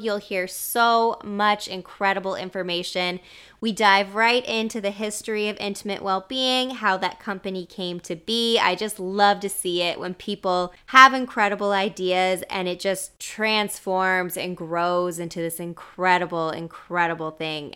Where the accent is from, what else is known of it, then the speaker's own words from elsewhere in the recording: East Coast, Canada; now in British Columbia, Canada; growing up on the East Coast